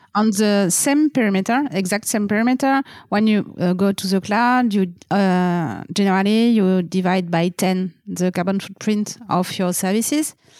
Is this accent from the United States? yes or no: no; France